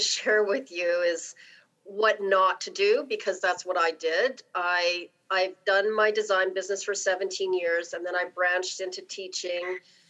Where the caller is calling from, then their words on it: Calgary, Alberta, Canada; I'm calling from Calgary.